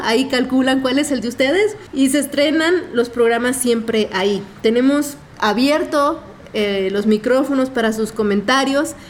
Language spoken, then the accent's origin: Spanish; Mexico; somos los mexicanos